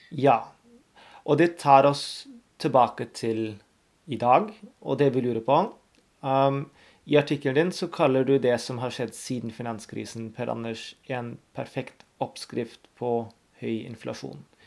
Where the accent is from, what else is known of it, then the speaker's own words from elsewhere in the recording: Germany; moved away; Jeg er født og oppvokst i Tyskland